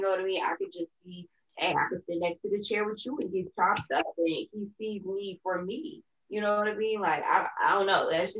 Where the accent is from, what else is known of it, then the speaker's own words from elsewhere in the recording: North Carolina, United States; also born or lived in New York; I'm coming from North Carolina, New York area on the East Coast.